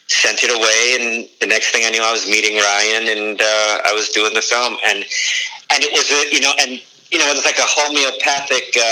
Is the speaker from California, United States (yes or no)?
no; Detroit, Michigan, United States; also born or lived in Warsaw, Indiana; And I grew up